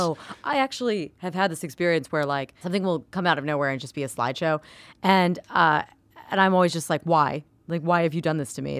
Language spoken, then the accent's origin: English; Florida, United States; I'm from Florida